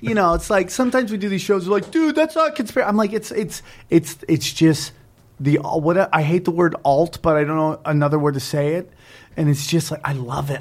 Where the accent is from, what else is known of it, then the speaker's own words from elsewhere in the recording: upstate New York, United States; upstate New York, where I'm from